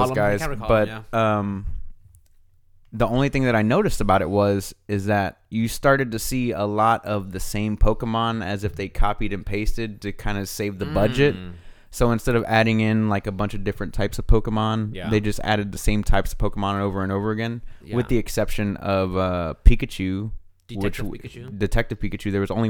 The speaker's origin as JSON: {"language": "English", "town": "Pasadena", "region": "California", "country": "United States", "tie": "born or raised there", "said": "Growing up, I grew up in Pasadena, bro."}